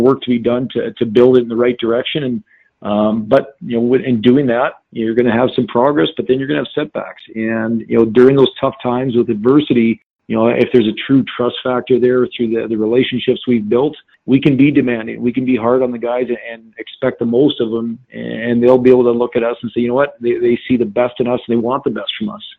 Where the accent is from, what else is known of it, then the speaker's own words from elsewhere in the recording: North Dakota, United States; moved away; I grew up in North Dakota.